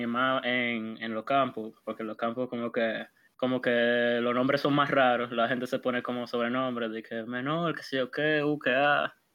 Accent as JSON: {"language": "Spanish", "country": "Dominican Republic", "said": "yo soy de esa, de esa parte, de, esos dominicanos"}